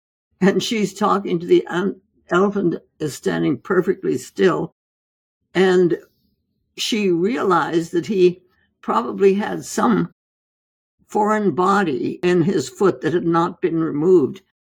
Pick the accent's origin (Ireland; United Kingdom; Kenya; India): India; Well, I was born and raised in India, in the jungles of India.